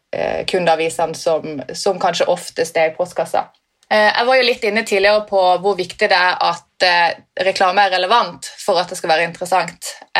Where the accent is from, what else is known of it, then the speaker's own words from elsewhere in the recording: Sørlandet, Norway; som sørlending